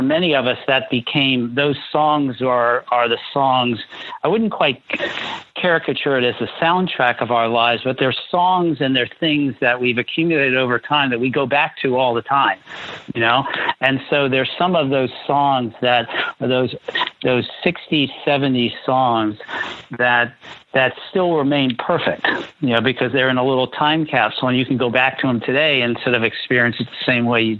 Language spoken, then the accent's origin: English; Washington, District of Columbia, United States; I grew up in Washington, D.C., and I'd visit all the Civil War sites